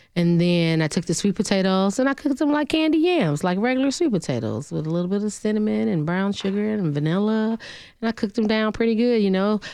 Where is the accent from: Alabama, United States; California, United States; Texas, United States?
Alabama, United States; now in Nashville, United States; Originally from a small town in Alabama, six hundred and eighty-three people